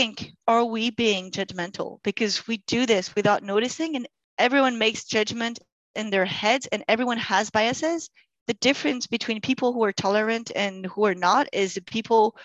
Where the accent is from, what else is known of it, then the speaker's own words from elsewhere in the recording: Grenoble, Auvergne-Rhône-Alpes, France; first language French; English is a second language; moved away as an adult; also born or lived in Saudi Arabia / Germany / Spain / China; now in Canada; I come from Grenoble, surrounded by mountains.